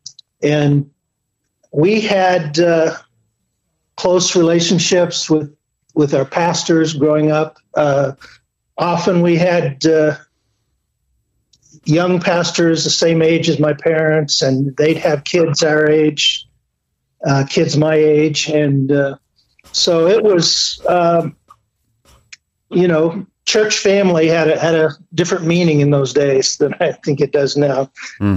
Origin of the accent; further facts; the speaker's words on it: Stillwater, Oklahoma, United States; moved away as an adult; I was born in Stillwater, Oklahoma. Grew up on a dairy farm.